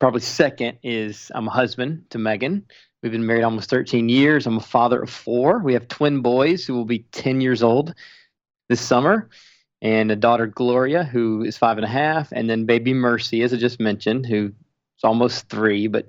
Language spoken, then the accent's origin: English; Spartanburg, South Carolina, United States; moved away; I grew up in church in Spartanburg, South Carolina